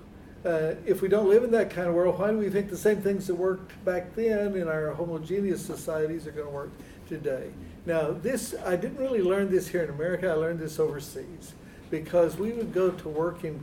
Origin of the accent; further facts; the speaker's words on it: Texas, United States; moved away as an adult; also born or lived in Germany; when I was a boy growing up in Texas